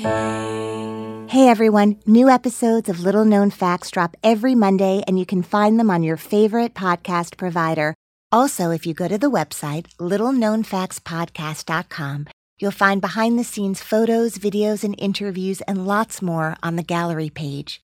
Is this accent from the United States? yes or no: yes; Teaneck, New Jersey, United States; I grew up in Teaneck, New Jersey